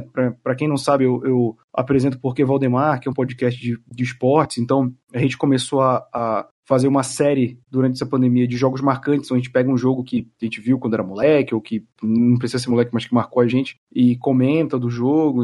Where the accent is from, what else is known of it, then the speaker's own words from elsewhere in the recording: Belém, Pará, Brazil; now in São Paulo, Brazil; Eu moro em São Paulo, eu sou de Belém